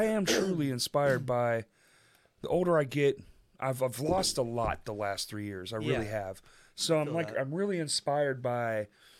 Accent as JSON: {"language": "English", "town": "Bryant", "region": "Arkansas", "country": "United States", "tie": "born or raised there", "said": "I grew up in Bryant a long time ago."}